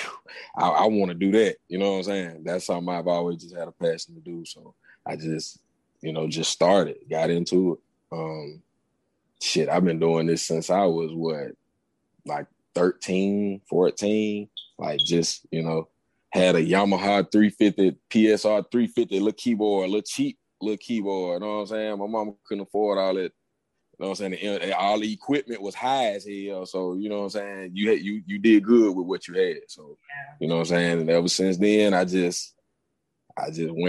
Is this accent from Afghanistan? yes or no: no; Gaston, Alabama, United States; I'm from Gaston, Alabama, y'all. I'm a country boy. You know what I'm saying? Growing up down here